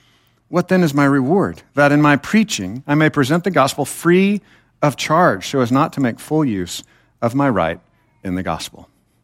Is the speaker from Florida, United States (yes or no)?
no; Temple, Texas, United States; I was taught in the church that I was raised in Temple, Texas, not too far from here, kind of a dangerous place, be careful, but it's not too far away.